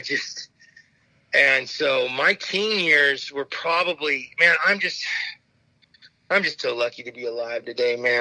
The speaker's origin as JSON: {"language": "English", "town": "Phoenix", "region": "Arizona", "country": "United States", "tie": "born or raised there", "said": "I grew up in Phoenix, Arizona"}